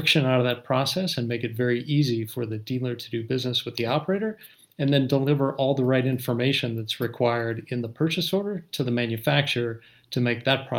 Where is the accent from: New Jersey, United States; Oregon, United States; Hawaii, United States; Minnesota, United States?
Minnesota, United States; Actually, when I was a little kid, I grew up in Minnesota